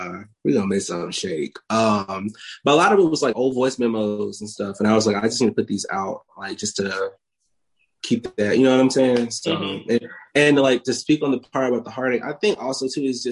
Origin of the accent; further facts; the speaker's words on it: Meridian, Mississippi, United States; now in Atlanta, United States; growing up in Mississippi